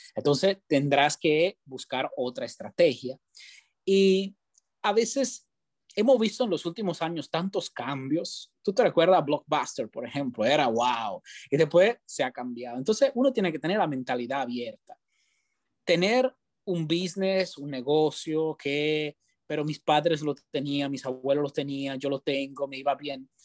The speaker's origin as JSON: {"language": "Spanish", "country": "Italy", "tie": "born or raised there", "also_born_or_lived": "Spain", "first_language": "Italian", "second_language": "Spanish", "moved": "as an adult", "lives_now": "Tampa, United States", "said": "yo soy italiano, nací en Italia, me crié en Italia, empecé mi carrera en Italia"}